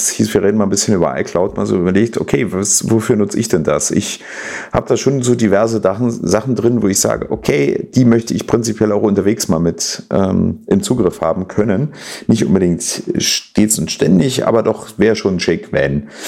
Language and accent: German; East Germany, Germany; Ich komme aus der Zone, ich darf das.